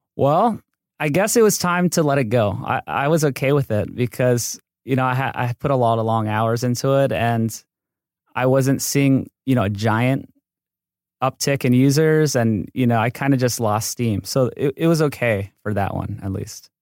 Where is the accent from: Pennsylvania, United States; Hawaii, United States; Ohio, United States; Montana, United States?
Hawaii, United States; moved away as an adult; now in Los Angeles, United States; I grew up in Hawaii, and then I came to U C L A for mechanical engineering